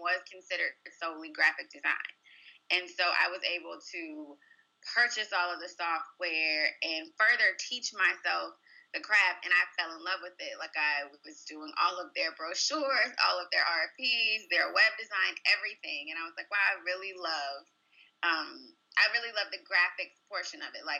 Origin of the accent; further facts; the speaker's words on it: Chesterfield, Virginia, United States; I grew up in Chesterfield, Virginia, which is the southern suburbs of Richmond